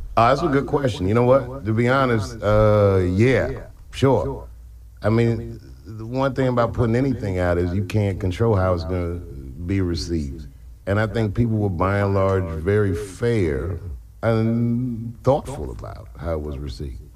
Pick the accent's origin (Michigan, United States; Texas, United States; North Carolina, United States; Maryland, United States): Maryland, United States; Silver Spring; also born or lived in Washington, D.C.; I used to live in Silver Spring from like zero to ten